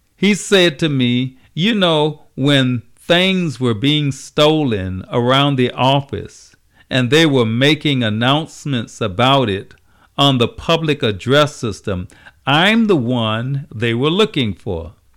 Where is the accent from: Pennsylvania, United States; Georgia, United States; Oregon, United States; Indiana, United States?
Georgia, United States; Savannah; my hometown, Savannah, Georgia